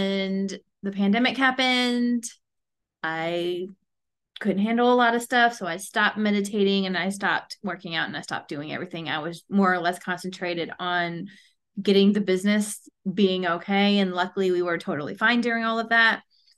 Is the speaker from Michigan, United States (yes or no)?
no; St. Louis, Missouri, United States; now in Huntsville, United States; I'm originally from St. Louis, and so my family moved down here and everybody else moved away, and I'm here left.